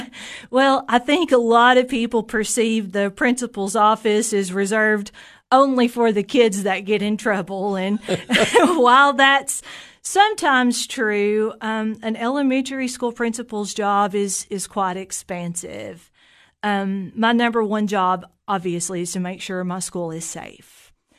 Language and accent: English; Jamestown, Tennessee, United States; I'm a native of Fentress County. I grew up in Jamestown